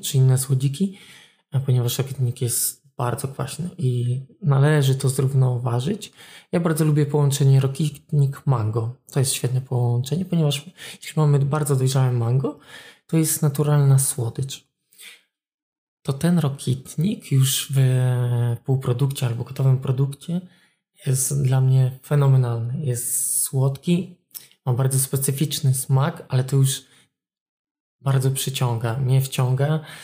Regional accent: Olsztyn, Warmian-Masurian Voivodeship, Poland; pochodzę z Solsztyna, jestem warmiakiem

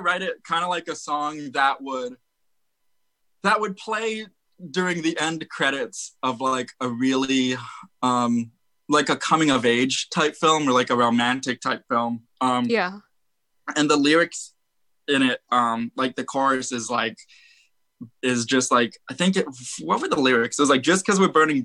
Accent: Arizona, United States; we're from Arizona.

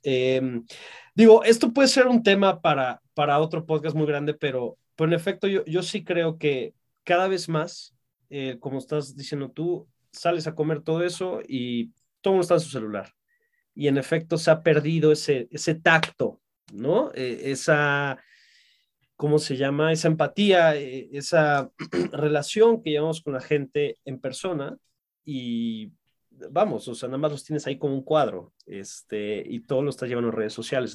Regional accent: Mexico; en mi país, en México

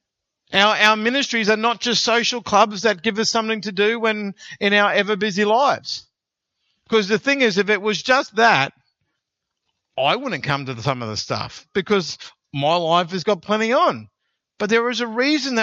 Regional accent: Australia; because we're Australian

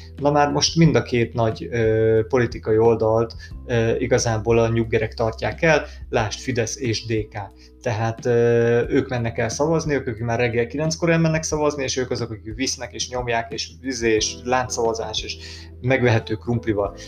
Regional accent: Hungary; magyarok vagyunk

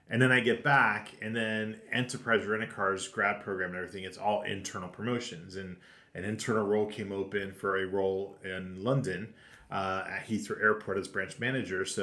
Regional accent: Temecula, California, United States; moved away as an adult; now in Europe; well, it's nobody really knows, but it's called Temecula, California. So it's wine country, and it sits between San Diego and LA.

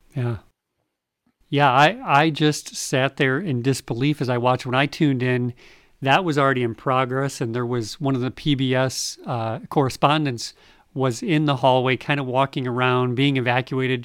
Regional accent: United States; as an American.

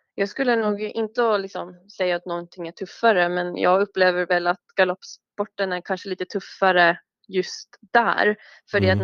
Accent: Oslo, Norway; Oslo och det var mm. fem minuter från en galoppbana

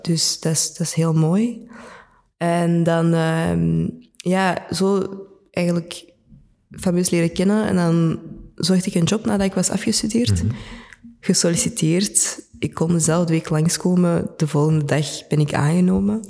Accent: Antwerp, Flanders, Belgium; Ik ben geboren en getogen in Antwerpen. Ik ben een echte Antwerpenaar

